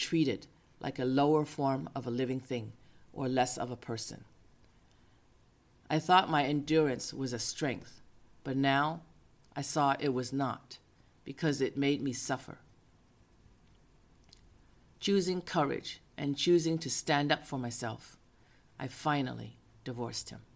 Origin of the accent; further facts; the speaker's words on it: Boston, Massachusetts, United States; now in San Francisco, United States; I grew up in Boston